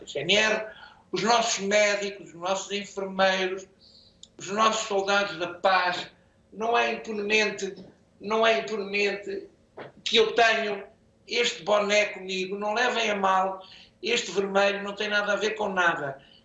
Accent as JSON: {"language": "Portuguese", "town": "Chamusca", "region": "Santarém District", "country": "Portugal", "tie": "born or raised there", "moved": "yes", "lives_now": "Anadia, Portugal", "said": "minha terra natal, Chamusca"}